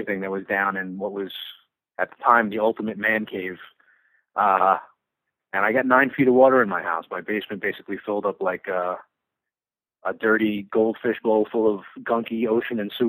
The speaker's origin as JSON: {"language": "English", "region": "New York", "country": "United States", "tie": "born or raised there", "said": "growing up in New York"}